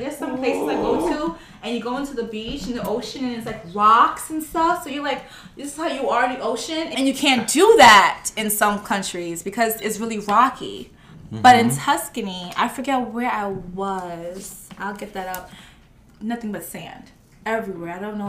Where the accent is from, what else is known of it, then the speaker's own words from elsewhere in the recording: United States; Well, my family is Jamaican.